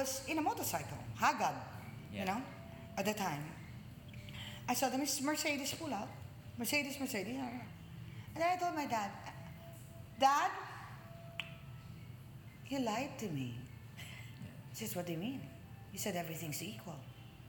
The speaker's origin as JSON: {"language": "English", "town": "Manila", "region": "Metro Manila", "country": "Philippines", "tie": "born or raised there", "also_born_or_lived": "Los Angeles, United States / New York, United States / Chicago, United States", "moved": "as an adult", "lives_now": "United States", "said": "I was born in Tondo"}